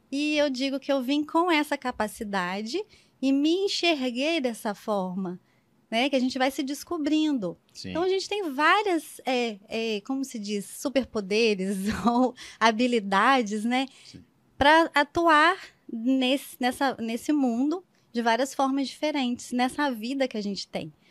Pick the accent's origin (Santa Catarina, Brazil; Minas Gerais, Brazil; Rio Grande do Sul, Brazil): Minas Gerais, Brazil; also born or lived in Petrópolis / Rio de Janeiro / São Paulo; Mas eu digo que eu sou do mundo, na verdade, porque eu venho de Minas, mas fui morar em Petrópolis e depois Rio de Janeiro, depois São Paulo.